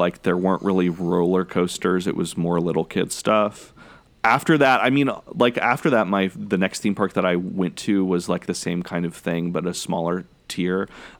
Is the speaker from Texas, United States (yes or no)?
yes; College Station, Texas, United States; I grew up in Central Texas, and there weren't really a whole lot of very accessible big amusement parks.